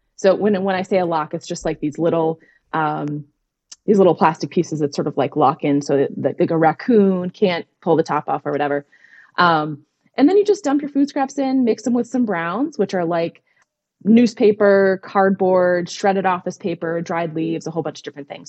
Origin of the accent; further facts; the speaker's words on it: Minnesota, United States; now in Pennsylvania, United States; I grew up in Minnesota